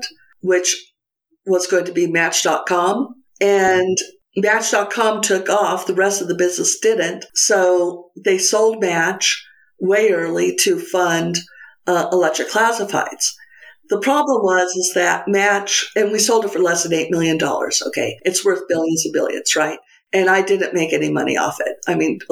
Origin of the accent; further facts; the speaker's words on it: Santa Fe, New Mexico, United States; moved away as an adult; also born or lived in San Francisco / Alameda; Bought a house in Santa Fe, which is my hometown and where I'm coming to you today